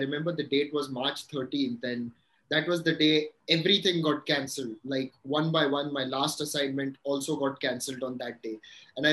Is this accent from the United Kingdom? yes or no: no; Mumbai, Maharashtra, India; also born or lived in Dubai / Goa; I was born here in Mumbai.